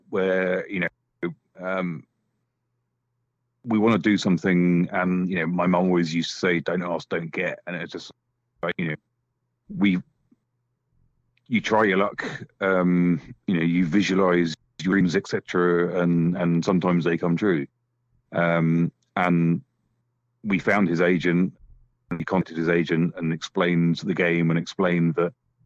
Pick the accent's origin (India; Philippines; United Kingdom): United Kingdom; for us as British developers